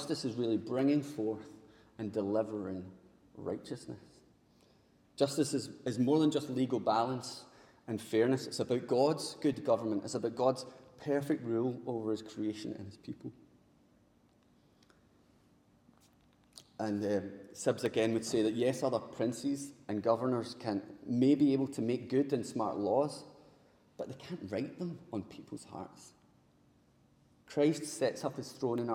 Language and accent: English; Paisley, Scotland, United Kingdom; growing up in Paisley, none of my pals were exactly rich